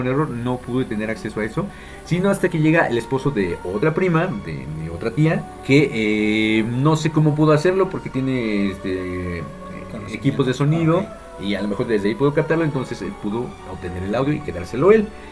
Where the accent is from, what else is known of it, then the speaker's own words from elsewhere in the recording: Mexico; por mexicano